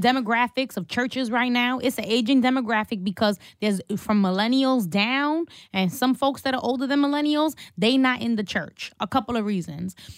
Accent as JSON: {"language": "English", "town": "New York City", "region": "New York", "country": "United States", "tie": "born or raised there", "said": "my church on Court Street in downtown Brooklyn where I grew up"}